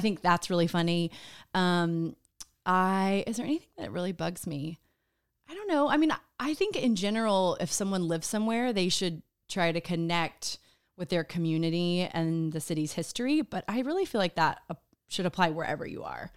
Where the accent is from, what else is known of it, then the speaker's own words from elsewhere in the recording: Austin, Texas, United States; moved away as an adult; also born or lived in New York; I'm from Austin